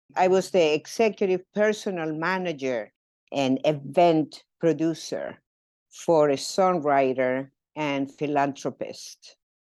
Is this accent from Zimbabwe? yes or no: no; Mendoza, Argentina; moved away as an adult; I was born in Mendoza, Argentina. Mendoza is the land of Malbec. Uh, so the eighty-five percent of the wine from Argentina comes from my hometown.